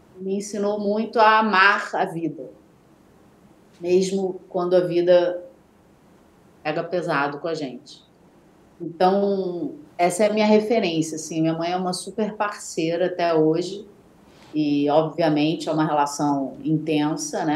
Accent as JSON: {"language": "Portuguese", "region": "Bahia", "country": "Brazil", "said": "eu sou baiana"}